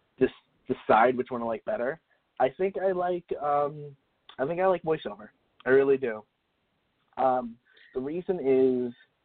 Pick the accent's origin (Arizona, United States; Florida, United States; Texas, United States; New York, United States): Florida, United States; now in Los Angeles, United States; I grew up in Florida